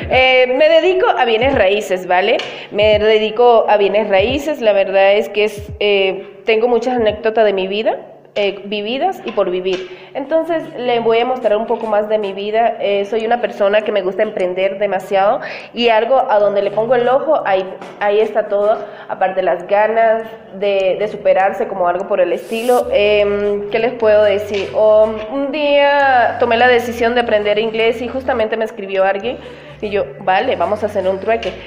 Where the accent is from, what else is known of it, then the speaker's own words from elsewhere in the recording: Venezuela; now in Quito, Ecuador; soy venezolana, madre venezolana, padre ecuatoriano